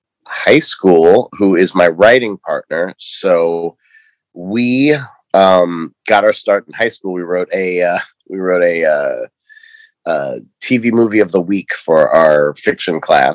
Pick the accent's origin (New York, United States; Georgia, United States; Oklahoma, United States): New York, United States; Long Island; now in Los Angeles, United States; Yeah, I grew up in New York, Long Island, to be specific.